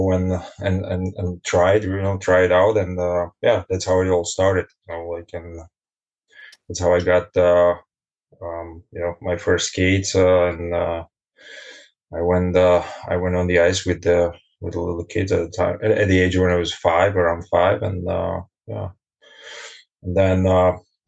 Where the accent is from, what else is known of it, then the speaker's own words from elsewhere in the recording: Bratislava, Bratislava Region, Slovakia; moved away as an adult; now in Germany; I'm born and raised in Bratislava